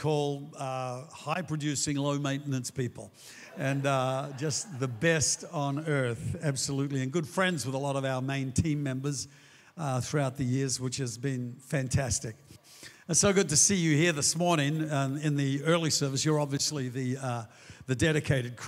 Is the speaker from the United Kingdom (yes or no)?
no; Australia; all the great things that make us Australians here